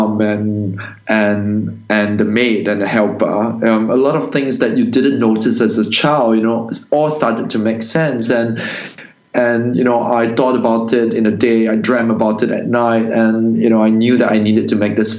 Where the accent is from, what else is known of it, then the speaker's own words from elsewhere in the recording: Singapore; when I was growing up in Singapore in the 90s